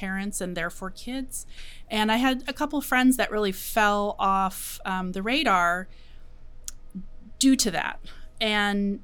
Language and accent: English; West Sonoma County, California, United States; I grew up in Sonoma County, West Sonoma County